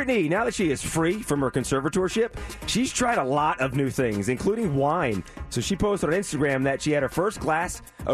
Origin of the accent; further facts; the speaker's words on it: Northeast, United States; moved away; I grew up in the Northeast, the snow and everything